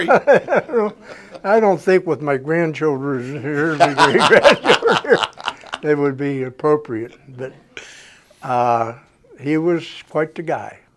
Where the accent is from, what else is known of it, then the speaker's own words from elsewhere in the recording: Pennsylvania, United States; Well, I was from Pittsburgh. We were 60 miles. Our hometown was 60 miles away from Pittsburgh, all my relatives lived within 10 miles of Pittsburgh